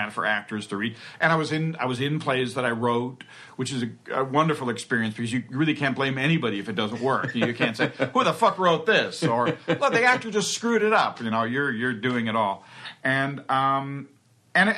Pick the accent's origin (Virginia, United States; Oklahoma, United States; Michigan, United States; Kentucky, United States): Virginia, United States; Alexandria; I grew up in Alexandria, Virginia, in outside of Washington, D.C.